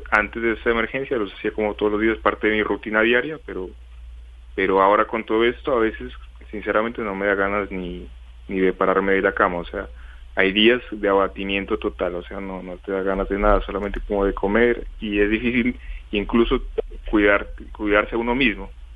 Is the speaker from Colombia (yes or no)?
yes; Colombia; moved away as an adult; now in China; somos dos colombianos los que estamos en esta ciudad.